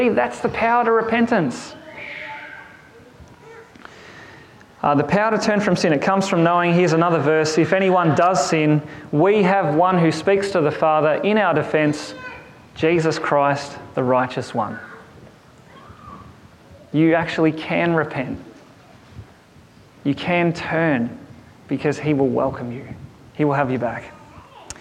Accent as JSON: {"language": "English", "town": "Kerang", "region": "Victoria", "country": "Australia", "tie": "born or raised there", "said": "The town I grew up in Kerrang, had this massive clock tower in the middle of the town, and it was referred to as the Memorial Clock Tower"}